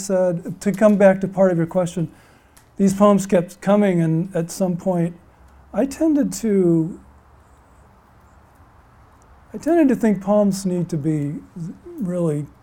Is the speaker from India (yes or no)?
no; Utah, United States; now in Vermont, United States; I grew up in Utah, so essentially the Southwest desert